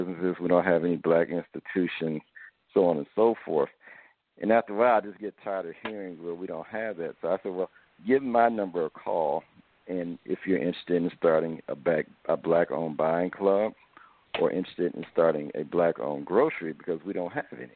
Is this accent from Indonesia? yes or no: no; Dayton, Ohio, United States; I'm from Dayton, Ohio